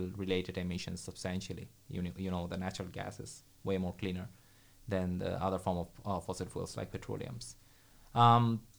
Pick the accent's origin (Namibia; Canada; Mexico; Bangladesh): Bangladesh; moved away as an adult; also born or lived in Dhaka, Bangladesh; now in Sweden; I grew up in Bangladesh, and I left pretty early, actually, 11 years ago.